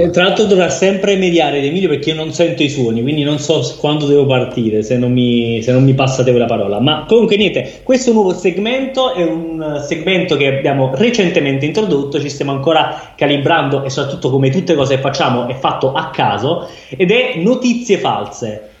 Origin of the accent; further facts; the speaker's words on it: Naples, Campania, Italy; Io sono della rinomata zona dei Camandoli.